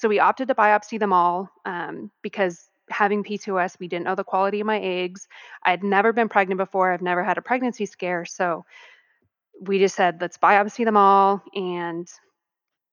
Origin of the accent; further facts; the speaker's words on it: Arizona, United States; moved away; also born or lived in California; I'm actually from Arizona. So at the time I lived in California though